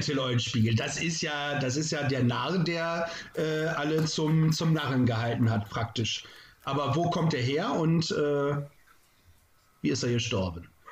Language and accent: German; Lunestedt, Lower Saxony, Germany; als Jugendlicher haben wir immer den Lumpenball gehabt bei uns in Lunestedt